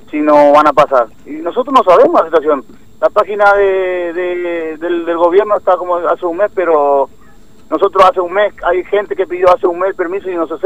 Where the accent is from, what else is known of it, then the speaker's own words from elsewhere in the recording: Clorinda, Formosa, Argentina; soy de Clorinda, tengo mi familia, tengo tres hijos.